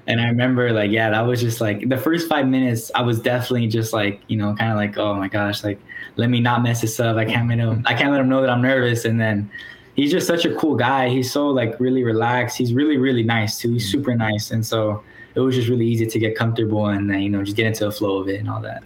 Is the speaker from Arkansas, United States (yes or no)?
yes; Springdale, Arkansas, United States; moved away; I'm from Northwest Arkansas, yeah. which if anyone's familiar of the University of Arkansas Fayetteville, mm-hmm. that's where you know that's around the area I'm from. Okay. Um, so my city specifically is called Springdale